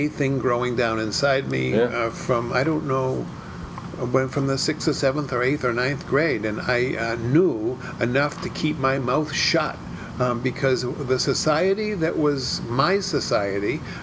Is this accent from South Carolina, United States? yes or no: no; Danvers, Massachusetts, United States; I grew up in Danvers, Massachusetts.